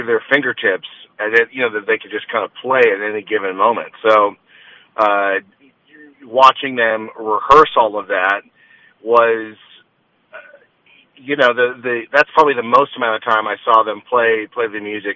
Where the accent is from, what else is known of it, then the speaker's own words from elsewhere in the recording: Los Angeles, California, United States; I grew up in Los Angeles